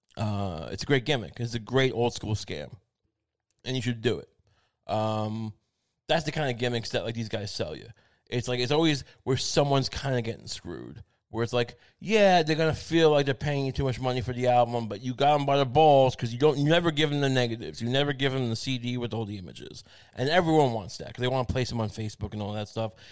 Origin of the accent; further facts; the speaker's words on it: Long Island, New York, United States; I'm from Long Island